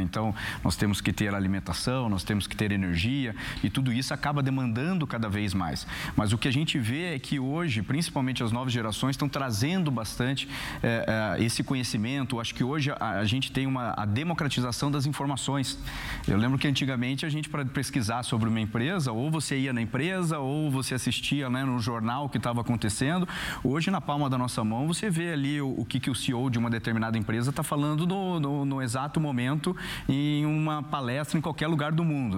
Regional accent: Curitiba, Paraná, Brazil; eu que sou lá de Curitiba

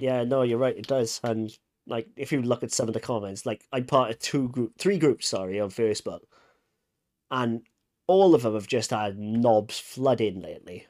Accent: Wales, United Kingdom; I'm Welsh

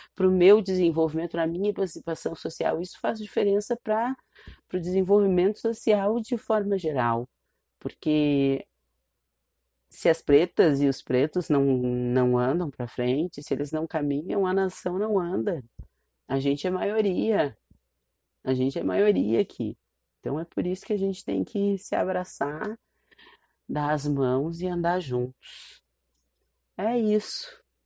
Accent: Porto Alegre, Rio Grande do Sul, Brazil; uma pessoa como eu que saiu lá do Morro do Curral. Saiu nada, porque eu continuo lá, minha família está lá, eu estou lá, meus amigos, minhas amigas estão lá. Foi lá que eu estudei

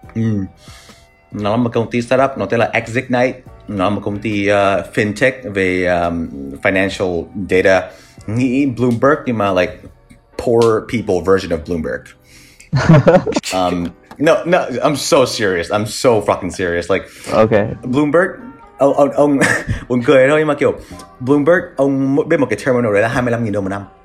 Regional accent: Vietnam; now in New York, United States; mình người Việt Nam

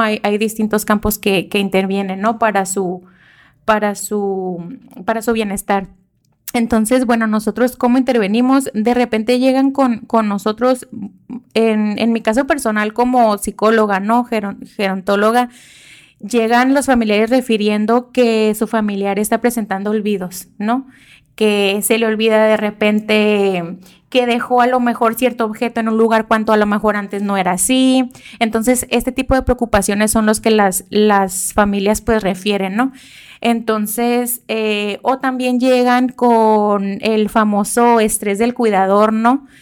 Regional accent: Mexico; así somos los mexicanos

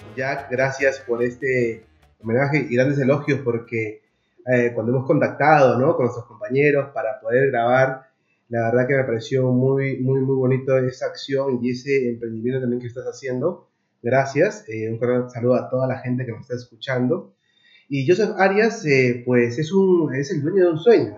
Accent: Lima, Peru; moved away as an adult; now in Madrid, Spain; desde Perú, soy peruano, de un barrio que se llama San Juan del Origancho

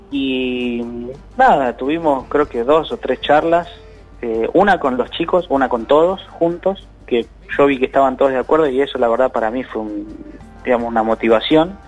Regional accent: Buenos Aires, Argentina; nosotros somos, somos de Bajo Flores

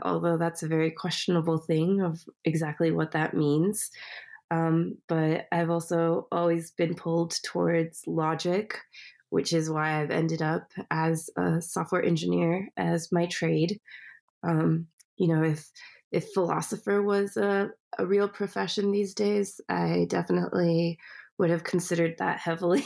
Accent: California, United States; I was born in California.

